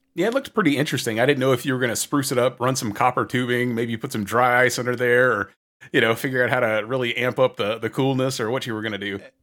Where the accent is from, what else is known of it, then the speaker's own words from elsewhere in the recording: the South, United States; Growing up in the South